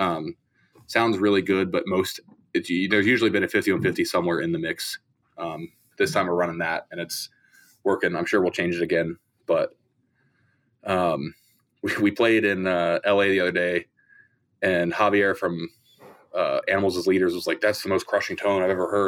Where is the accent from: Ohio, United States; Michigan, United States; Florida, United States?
Ohio, United States; Columbus; I'm from Columbus, Ohio